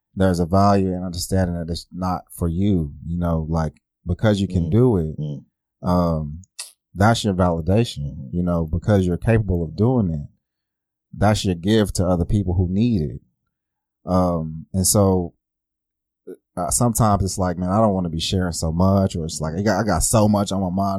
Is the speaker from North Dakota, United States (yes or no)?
no; Oklahoma City, Oklahoma, United States; I grew up right here in Oklahoma City